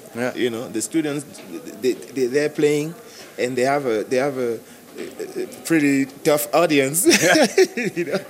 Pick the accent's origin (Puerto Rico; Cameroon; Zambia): Cameroon; moved away; I'm from Cameroon originally